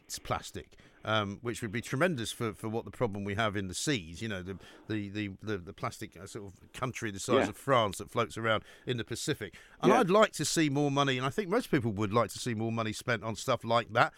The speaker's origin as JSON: {"language": "English", "region": "London", "country": "United Kingdom", "tie": "born or raised there", "said": "growing up in North London"}